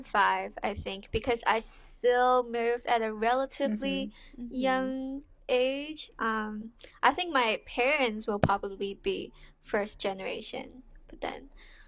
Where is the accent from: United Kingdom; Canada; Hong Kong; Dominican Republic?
Hong Kong; also born or lived in Los Angeles; now in San Francisco, United States; I'm the youngest here. Like Crystal, I'm also from Hong Kong. Right now, I'm in San Francisco living with my parents because of COVID, and I'm a senior at LMU studying marketing, psychology minor